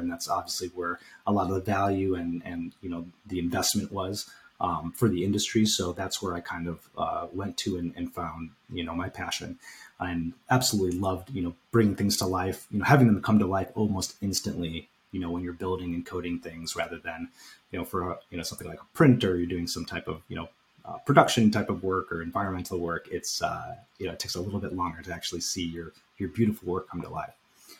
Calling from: Chicago, Illinois, United States; So I'm calling in from Chicago. I live actually right outside of the Chicago on the border of Forest Park, Oak Park area. So it's about 15, 20 minutes west of the city.

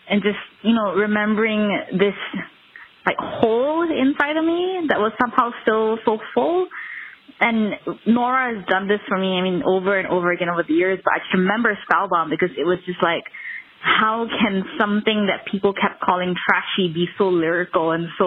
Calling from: Kuala Lumpur, Malaysia; I'm calling from Kuala Lumpur, Malaysia.

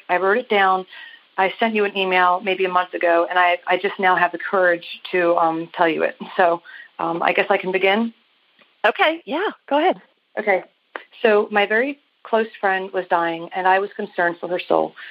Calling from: Maryland, United States; I am calling you from Maryland.

